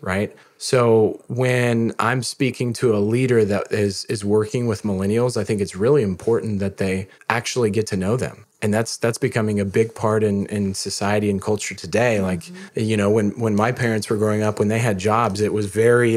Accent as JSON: {"language": "English", "region": "Missouri", "country": "United States", "said": "I'm from Missouri"}